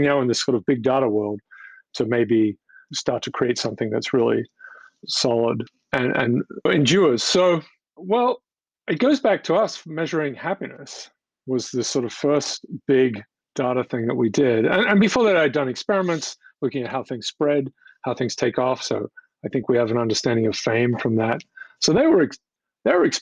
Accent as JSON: {"language": "English", "country": "Australia", "moved": "as an adult", "lives_now": "United States", "said": "I'm from Australia originally"}